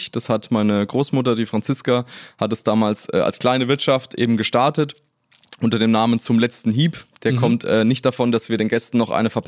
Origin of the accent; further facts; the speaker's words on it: Langenprozelten, Bavaria, Germany; also born or lived in Munich; Also die Wohnung meiner Eltern ist bis heute noch im, äh, im Hotel Imhof in Langenprozelten. Okay. Da sind wir auch als Kinder aufgewachsen.